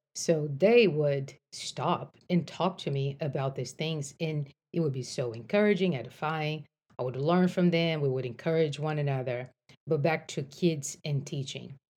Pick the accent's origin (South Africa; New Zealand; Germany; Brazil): Brazil; moved away as an adult; now in United States; I grew up in Brazil. I came to the States to go to college